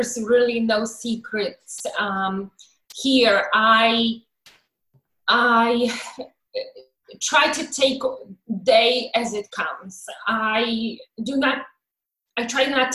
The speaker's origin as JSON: {"language": "English", "country": "Poland", "tie": "born or raised there", "moved": "as an adult", "lives_now": "United States", "said": "I was born in Poland in 1979, and I came to the United States in 2001."}